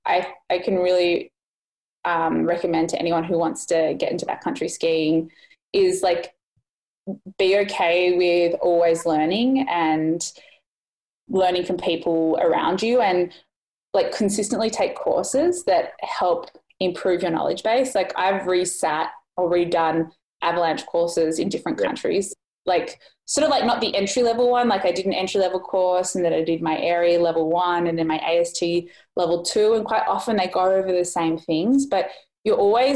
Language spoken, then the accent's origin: English; Australia; moved away as an adult; being Australian.